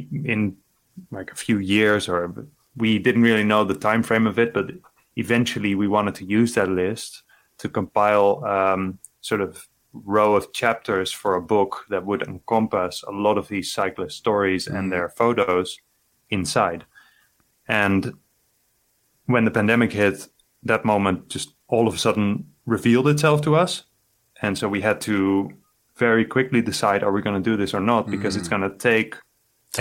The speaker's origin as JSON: {"language": "English", "country": "Netherlands", "tie": "born or raised there", "said": "from my hometown in Netherlands"}